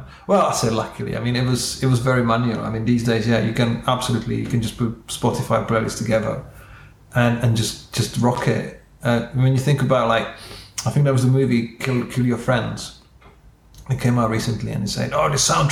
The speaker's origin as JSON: {"language": "English", "country": "Czechia", "moved": "yes", "said": "I'm from Czech Republic, so we've got our national sport is not football, but it's ice hockey."}